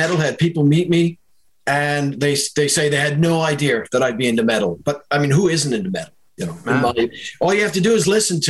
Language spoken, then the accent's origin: English; Boston, Massachusetts, United States; moved away as an adult; now in Dublin, Ireland; Well, I'm a Boston boy, so kind of born and raised in the States, which you could probably tell. Most people just assume I'm an American, and they're right. But I moved here in 97, so it'll be 24 years in August.